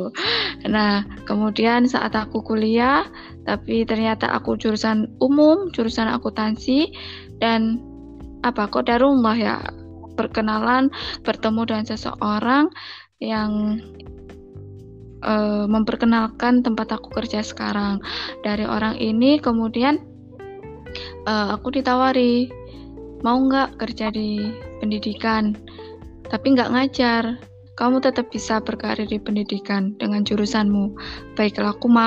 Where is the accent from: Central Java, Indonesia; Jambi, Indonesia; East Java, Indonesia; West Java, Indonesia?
East Java, Indonesia; Gresik; Oh iya, asal asalnya dari Gresik, Jawa Timur yang memiliki plat nomor yang sama dengan daerahnya Tita nih, yaitu W.